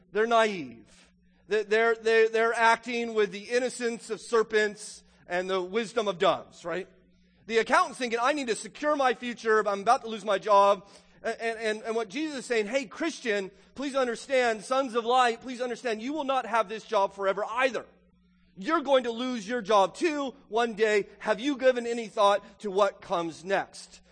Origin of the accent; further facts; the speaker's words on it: United States; this is our ethos as an American